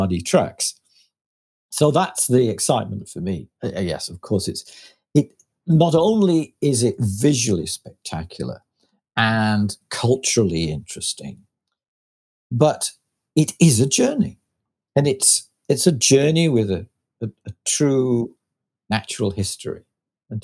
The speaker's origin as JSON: {"language": "English", "area": "Lancashire", "region": "North West England", "country": "United Kingdom", "said": "I was from Lancashire"}